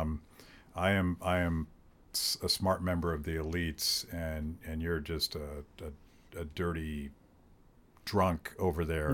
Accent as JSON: {"language": "English", "country": "United States", "said": "I'm an American"}